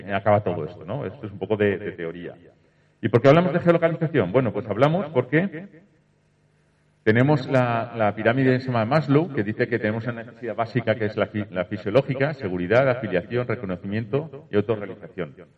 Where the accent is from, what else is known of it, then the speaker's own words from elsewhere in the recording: Valencia, Valencian Community, Spain; Soy de Valencia